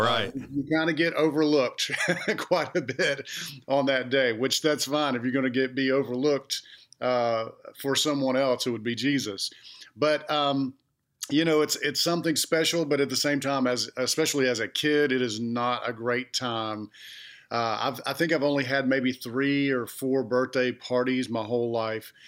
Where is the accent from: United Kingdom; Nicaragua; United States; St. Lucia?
United States; Clanton, Alabama; born or raised there; also born or lived in Montgomery, Alabama / Georgia